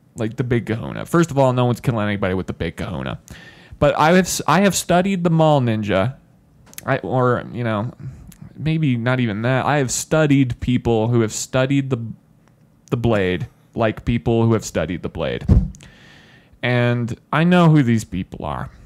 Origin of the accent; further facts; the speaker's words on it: Spanish Fork, Utah, United States; we grew up in Spanish Fork